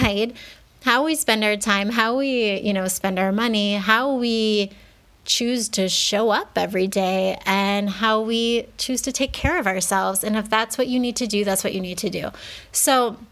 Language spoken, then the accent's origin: English; United States; moved away as an adult; now in Mexico; I grew up in the States where we didn't even start preschool until we were 4